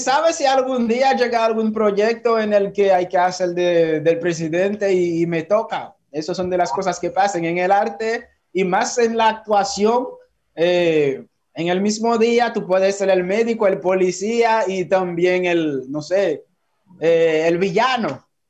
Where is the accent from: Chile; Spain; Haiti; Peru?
Haiti; moved away as an adult; now in Dominican Republic; mi país